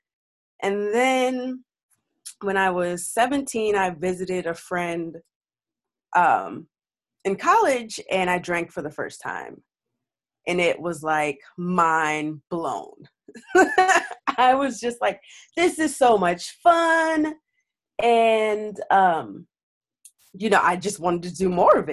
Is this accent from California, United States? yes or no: no; New York City, New York, United States; I'm from Brooklyn